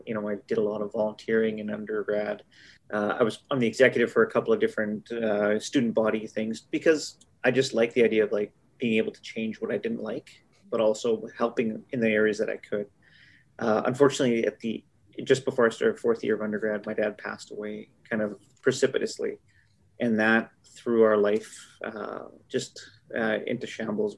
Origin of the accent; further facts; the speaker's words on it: Winnipeg, Manitoba, Canada; also born or lived in Brandon, Manitoba; I'm a Manitoban born and raised.